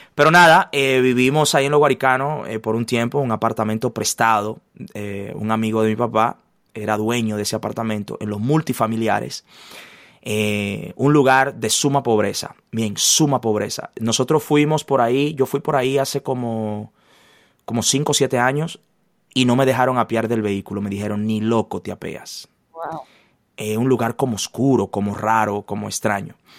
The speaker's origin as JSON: {"language": "Spanish", "town": "Santo Domingo", "region": "Distrito Nacional", "country": "Dominican Republic", "tie": "born or raised there", "also_born_or_lived": "La Romana, Dominican Republic", "said": "mi padre fue trasladado a la ciudad capital"}